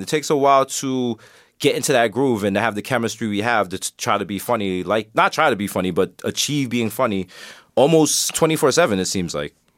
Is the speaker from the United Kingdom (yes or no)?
no; Jamaica; I'm Jamaican